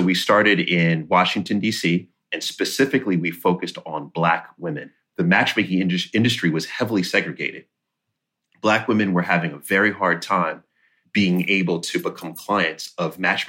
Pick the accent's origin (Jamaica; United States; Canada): Jamaica; I always say I'm Jamaican and I have 10 jobs.